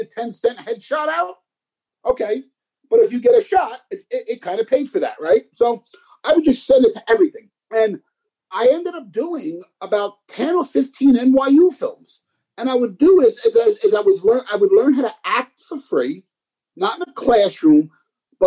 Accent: New York City, New York, United States; moved away as an adult; now in Los Angeles, United States; growing up in the Bronx, I've always wanted to be an actor

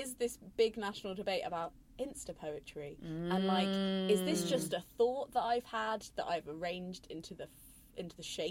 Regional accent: Coventry, West Midlands, United Kingdom; the city I'm from Coventry

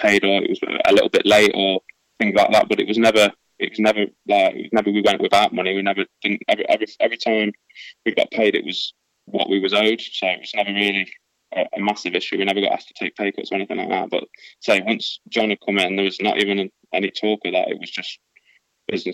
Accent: Burton upon Trent, West Midlands, United Kingdom; I'm from Burton

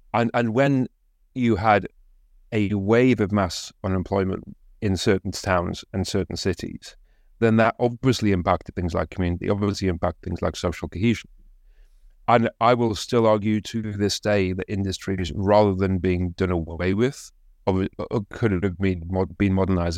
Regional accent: Consett, North East England, United Kingdom; my hometown of concert

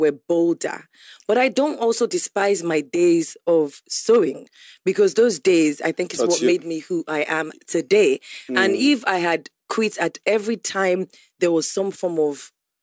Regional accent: Ondo, Nigeria; I'm from Ondo State

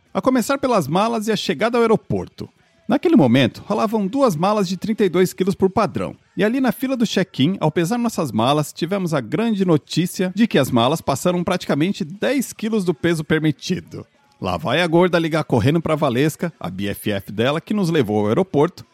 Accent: Brazil; moved away as an adult; a gente é brasileiro pobre, mas a gente é limpinho

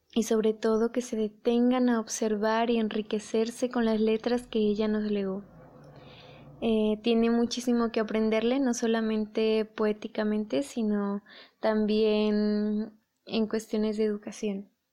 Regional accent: Mexico; aquí en, aquí en mi país

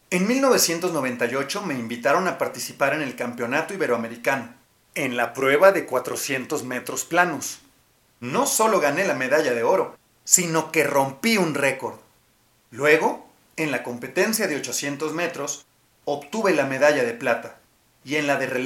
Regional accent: Nogales, Sonora, Mexico; born there; Nací en Nogales, Sonora, y desde muy chiquita era inquieta.

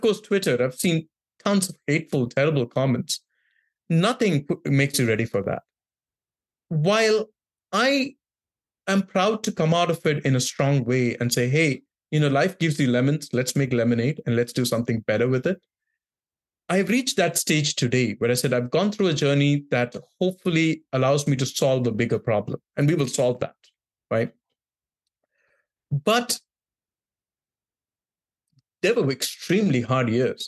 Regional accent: Mumbai, Maharashtra, India; also born or lived in rural India; now in California, United States; I grew up in Bombay and different parts of India, including rural India, for 3 to 4 months of every year of my childhood.

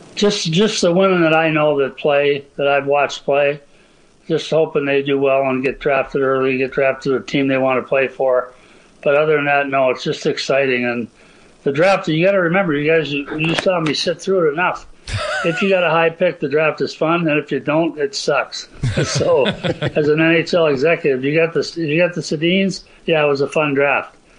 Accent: Minnesota, United States; Growing up in Minnesota for an American kid

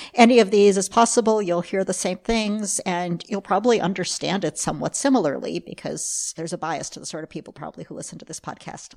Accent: United States; really I'm American

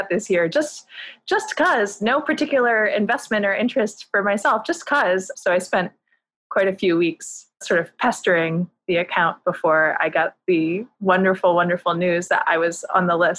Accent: Northern New Jersey, United States; now in New York, United States; I grew up in Northern New Jersey, in suburban New Jersey, about 15 miles outside New York.

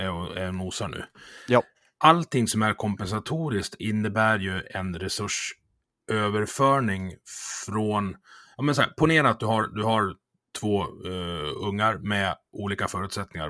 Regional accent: Leksand, Dalarna County, Sweden; jag kommer från Leksand

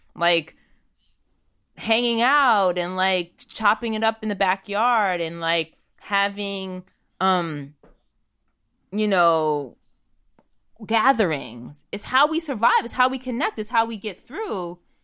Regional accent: United States; moved away as an adult; now in Amsterdam, Netherlands; even as an American citizen

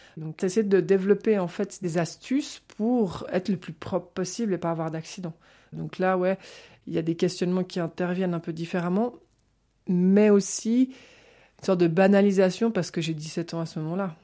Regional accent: Geneva, Switzerland; je suis née à Genève

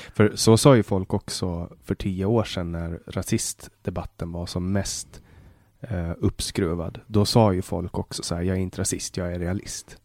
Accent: Åland Islands; also born or lived in Sweden

